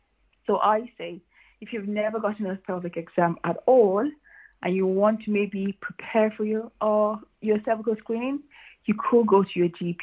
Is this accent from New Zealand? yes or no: no; Blanchardstown, Leinster, Ireland; also born or lived in Nigeria; I am a Nigerian Irish. I was born in Nigeria. Then I moved to Ireland when I was, I think, about 14, 15, thereabouts. And then grew up in Blanchardstown